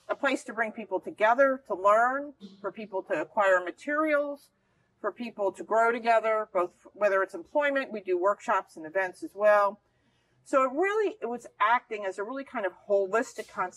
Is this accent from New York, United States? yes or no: no; New Jersey, United States; moved away; where I grew up in New Jersey